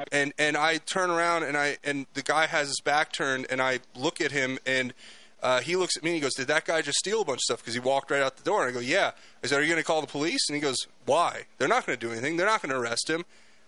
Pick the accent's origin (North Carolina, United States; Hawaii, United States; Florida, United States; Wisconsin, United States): Florida, United States; South; moved away; also born or lived in California; I grew up in South Florida